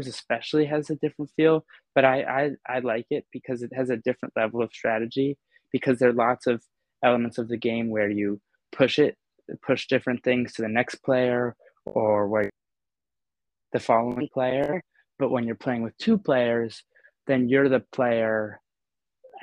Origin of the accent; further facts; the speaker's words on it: New York City, New York, United States; moved away; I grew up in New York City, elevators were part of my daily commute